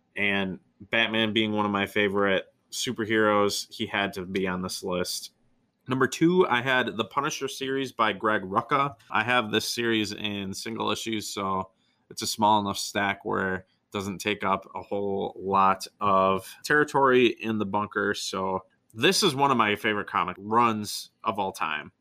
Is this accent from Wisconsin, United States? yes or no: yes; near Wausau, Wisconsin, United States; a town that is almost my hometown. Wausau, Wisconsin.